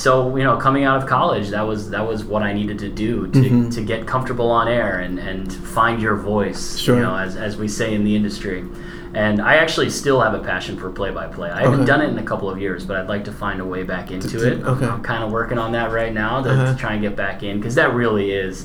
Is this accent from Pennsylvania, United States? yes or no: yes; Philadelphia, Pennsylvania, United States; moved away as an adult; I grew up in the Philadelphia area